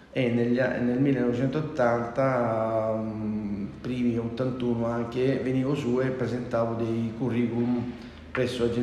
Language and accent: Italian; San Simone, near Gallipoli, province of Lecce, Apulia, Italy; moved away as an adult; now in Milan, Italy; sono della provincia di Lecce, un paesino, una frazione nel comune di San Nicola, esattamente la frazione San Simone, esattamente a 6-7 km da Gallipoli.